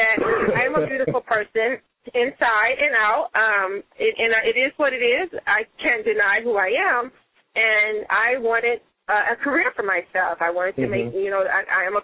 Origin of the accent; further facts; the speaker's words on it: Chicago, Illinois, United States; also born or lived in Mississippi; I did grow up in Chicago